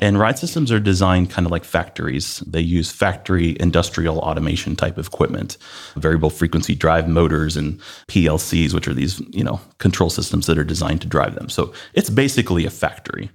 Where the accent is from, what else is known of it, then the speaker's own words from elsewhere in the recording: Northeast Ohio, United States; also born or lived in Columbus, Ohio; I grew up in Northeast Ohio